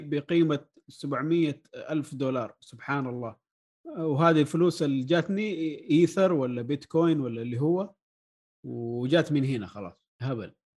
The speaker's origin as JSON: {"language": "Arabic", "country": "Saudi Arabia", "said": "هنا عندنا في السعوديه"}